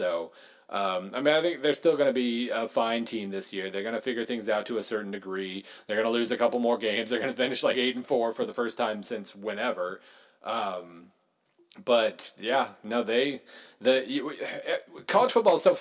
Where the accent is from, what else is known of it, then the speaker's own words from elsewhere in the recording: Oklahoma, United States; I grew up in Oklahoma